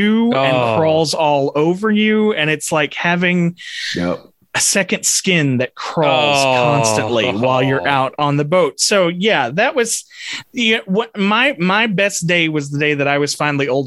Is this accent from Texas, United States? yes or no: yes; Texas, United States; I am a Texan.